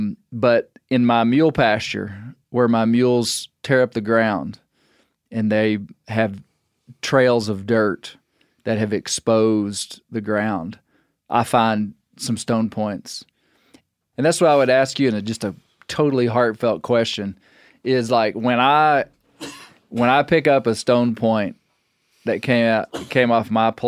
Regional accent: Arkansas, United States; so I'm from Western Arkansas. Close to where you're from originally, and there's a lot of arrowheads, you know, atlatl points, spear points, a lot of stone points.

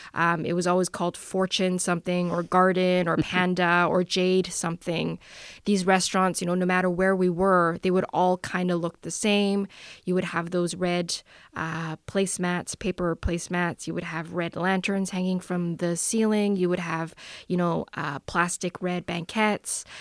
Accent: Vancouver, British Columbia, Canada; I grew up in Vancouver.

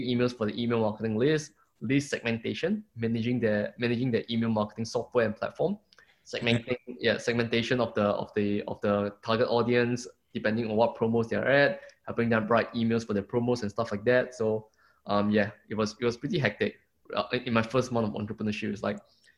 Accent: Singapore; moved away as an adult; also born or lived in Melbourne, Australia / Brisbane, Australia; now in Gold Coast, Australia; I'm from Singapore, but now I'm living in Australia

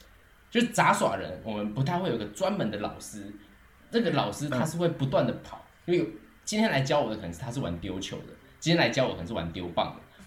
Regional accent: Taichung, Taiwan; moved away as an adult; now in France; 我是太平。

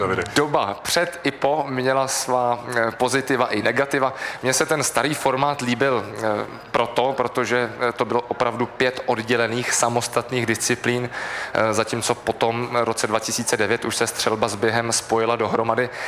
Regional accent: Prague, Czechia; jsem vyrůstal ve Vršovicích

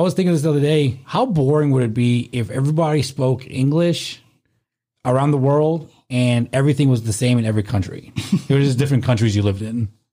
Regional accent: South Africa; moved away; growing up in South Africa at my aunt's dry cleaner

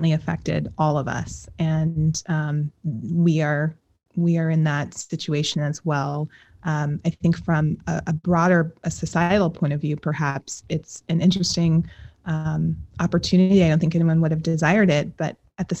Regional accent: Colorado, United States; I am from Colorado

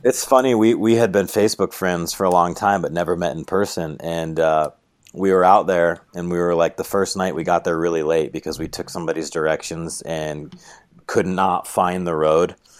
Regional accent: New York, United States; moved away as an adult; now in Moab, United States; I'm from New York

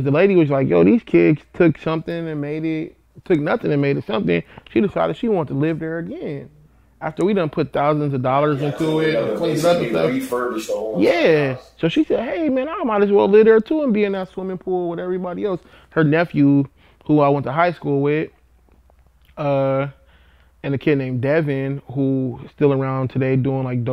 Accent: Compton, California, United States; I'm from Compton

